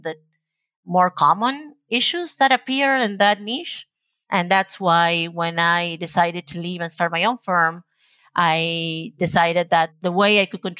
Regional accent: Argentina; first language Spanish; English is a second language; now in United States; I was born and raised in Argentina

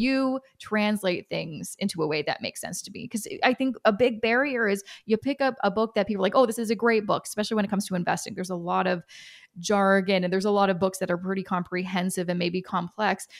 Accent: Canada; I'm Canadian

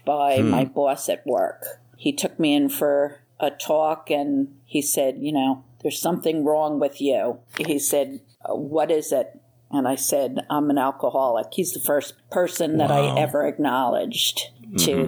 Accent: New Jersey, United States; moved away as an adult; now in Florida, United States; I'm originally from New Jersey, and I've been in Florida just about 2.5 years.

